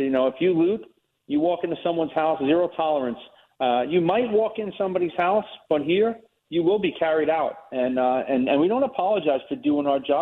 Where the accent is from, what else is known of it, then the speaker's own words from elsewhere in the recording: New York, United States; moved away as an adult; also born or lived in Fort Myers area, Florida; now in Florida, United States; I grew up in New York